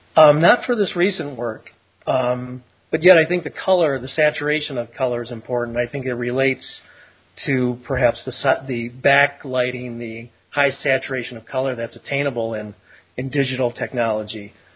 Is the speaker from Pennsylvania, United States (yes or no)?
no; Detroit, Michigan, United States; I grew up in Detroit, and then we moved from there out to the suburbs.